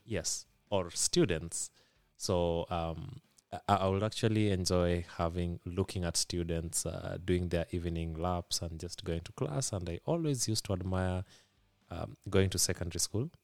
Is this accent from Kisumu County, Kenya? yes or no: yes; Kisumu, Kisumu County, Kenya; first language Luo; English is a second language; I've been born and bred, uh, in Kisumu, Kenya